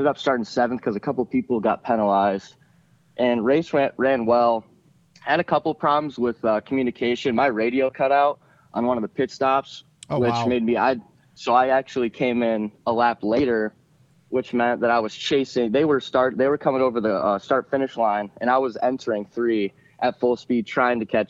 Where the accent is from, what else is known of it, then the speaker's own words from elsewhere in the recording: Coldwater, Michigan, United States; We're originally from Coldwater, Michigan